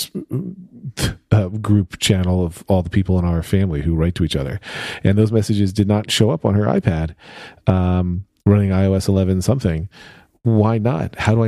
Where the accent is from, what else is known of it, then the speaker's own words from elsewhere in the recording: Pennsylvania, United States; Listen, I'm from Pennsylvania, near Philadelphia, born and raised.